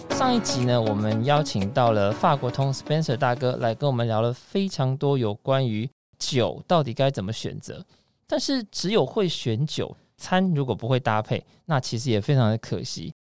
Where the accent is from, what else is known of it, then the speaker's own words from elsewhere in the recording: Taiwan; 像我们台湾人